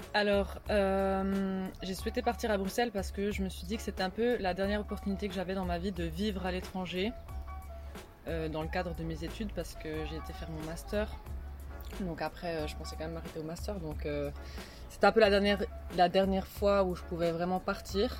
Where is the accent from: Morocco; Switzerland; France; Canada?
Switzerland; Neuchâtel; moved away as an adult; now in Brussels, Belgium; je suis née à Neuchâtel, j'ai vécu à Neuchâtel et toute ma vie a été basée sur Neuchâtel.